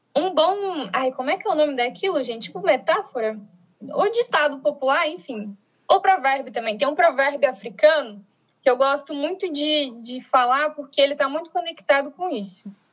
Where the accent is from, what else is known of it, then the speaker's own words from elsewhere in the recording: Brasília, Federal District, Brazil; sou de Brasília, formada em Sociologia pela Universidade de Brasília, né, que é a federal daqui